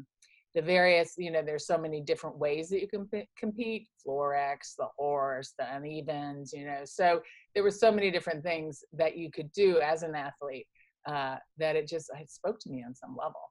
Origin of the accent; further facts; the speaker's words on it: Kansas and Indianapolis, Indiana, Midwest, United States; moved away; also born or lived in Philadelphia, Pennsylvania; I was born in Philadelphia, but was raised primarily in Kansas City, Kansas, and Indianapolis, Indiana.